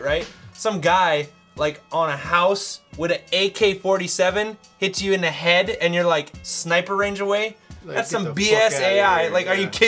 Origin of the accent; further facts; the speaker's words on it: Utah, United States; I'm from Utah